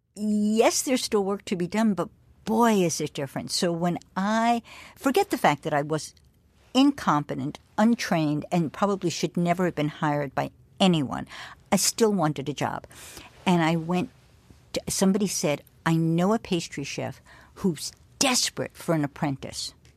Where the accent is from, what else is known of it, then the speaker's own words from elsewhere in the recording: New York, United States; as a New Yorker